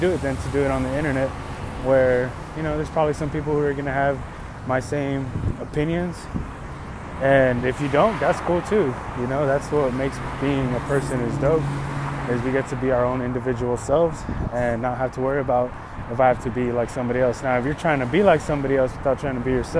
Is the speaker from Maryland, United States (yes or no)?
no; Los Angeles, California, United States; I was born in Van Nuys, California. But I come from Latin and Chicano heritage